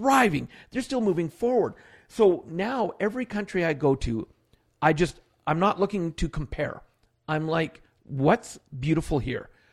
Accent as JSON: {"language": "English", "region": "Alberta", "country": "Canada", "tie": "born or raised there", "said": "born in Canada, but born in one other province. But most of my life, I was raised here in Alberta"}